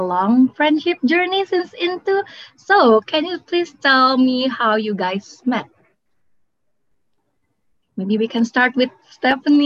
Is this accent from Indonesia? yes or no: yes; Indonesia; now in Newcastle, United Kingdom; we're from Indonesia